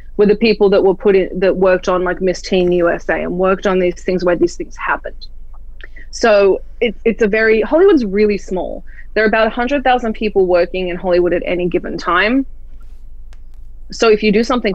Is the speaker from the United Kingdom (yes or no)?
no; Australia; now in United States; I'm Australian, so I'm a foreigner